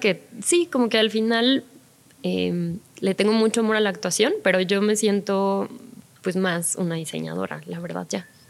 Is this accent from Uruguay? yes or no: no; Mexico